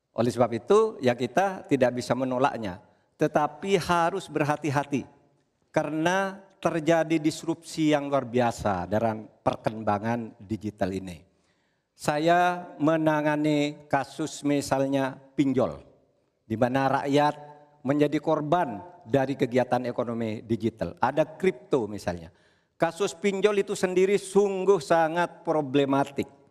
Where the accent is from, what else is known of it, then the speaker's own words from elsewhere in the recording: Madura, East Java, Indonesia; saya ingat pulau saya Madura